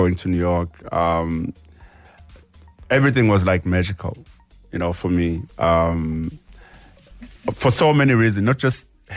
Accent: South Africa; Growing up as a South African

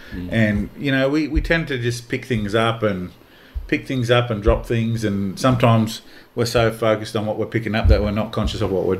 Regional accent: Australia; For us as Aboriginal people growing up in Aboriginal communities and you know, big family groups and that too

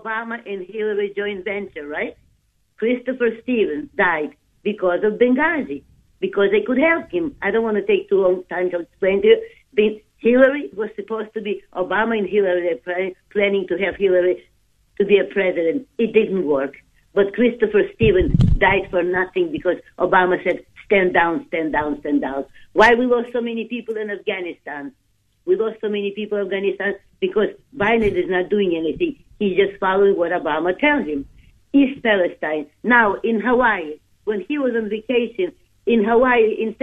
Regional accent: Ukraine; moved away; I am from Ukraine

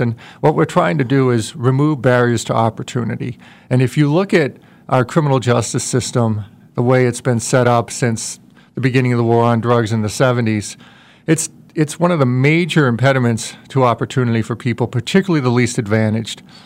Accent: Worcester, Massachusetts, United States; moved away; I grew up in Worcester, Massachusetts

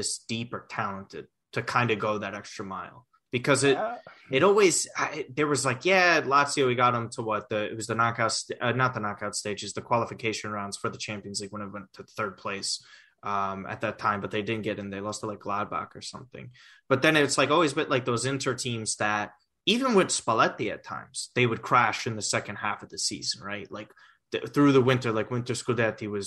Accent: United States; We're from America

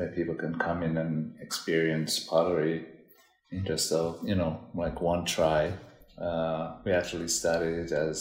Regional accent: Dominica; moved away as an adult; now in New York, United States; I'm originally from Dominica, Caribbean island.

